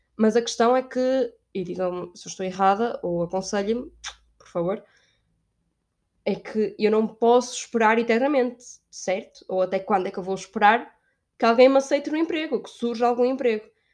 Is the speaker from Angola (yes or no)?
no; Braga, Norte, Portugal; moved away as an adult; now in Spain; eu sou de Braga, é norte de Portugal.